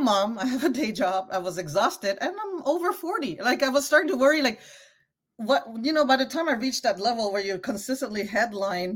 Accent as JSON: {"language": "English", "country": "Canada", "also_born_or_lived": "Cambodia (ancestry)", "moved": "as an adult", "lives_now": "United States", "said": "I come from Canada. I'm used to universal healthcare"}